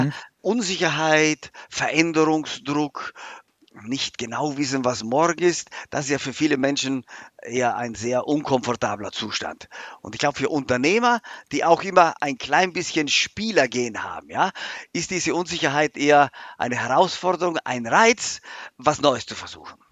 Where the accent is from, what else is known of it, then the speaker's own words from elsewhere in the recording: South Tyrol, Trentino-Alto Adige, Italy; moved away as an adult; now in Germany; vor allem ist es mein Heimatland